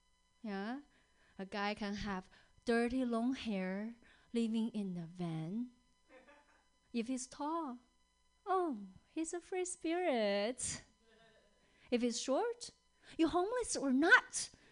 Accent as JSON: {"language": "English", "country": "China", "tie": "born or raised there", "second_language": "English", "moved": "yes", "lives_now": "Seattle, United States", "said": "Because I grew up in China."}